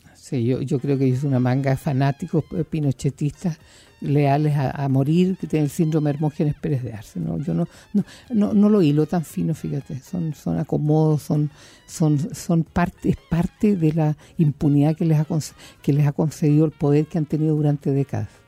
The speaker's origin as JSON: {"language": "Spanish", "town": "Puerto Montt", "region": "Los Lagos", "country": "Chile", "moved": "yes", "said": "la gente de mi tierra, de Puerto Montt"}